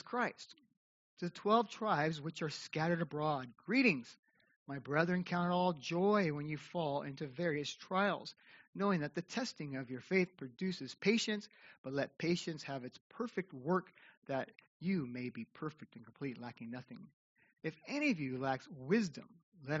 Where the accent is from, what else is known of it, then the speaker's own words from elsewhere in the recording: California, United States; moved away as an adult; now in Osaka, Japan; I am originally from California. I've been in Osaka, Japan for 12 years now.